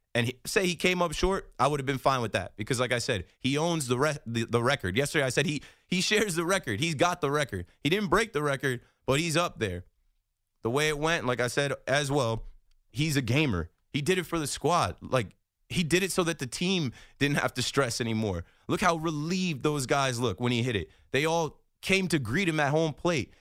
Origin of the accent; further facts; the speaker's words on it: New Jersey, United States; I'm from Jersey.